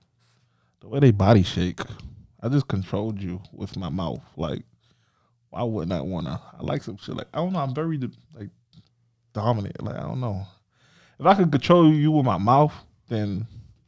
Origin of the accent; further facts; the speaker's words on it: Miami, Florida, United States; accent: Miami slang; I stick to my Miami slang